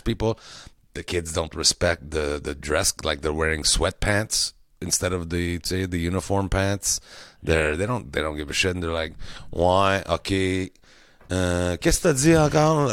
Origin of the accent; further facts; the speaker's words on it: Quebec, Canada; we're from Quebec